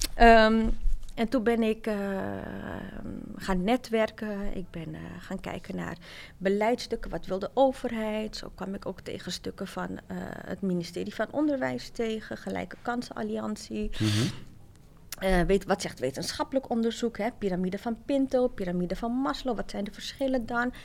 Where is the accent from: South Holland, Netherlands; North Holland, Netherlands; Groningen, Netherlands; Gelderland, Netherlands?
North Holland, Netherlands; Amsterdam; wij zijn eh, opgegroeid in Amsterdam Zuidoost